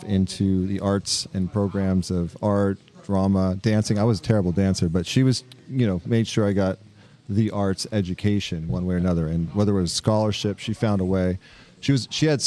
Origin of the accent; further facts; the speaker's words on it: Los Angeles, California, United States; moved away as an adult; now in RiverTown, United States; we grew up in California, Los Angeles